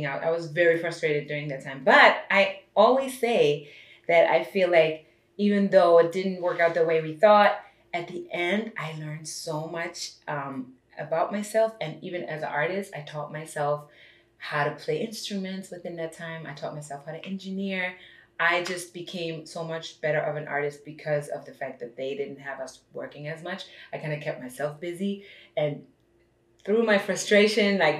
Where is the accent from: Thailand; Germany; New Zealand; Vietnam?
Germany; also born or lived in Brooklyn, New York, United States; now in Los Angeles, United States; I was born and raised in Germany.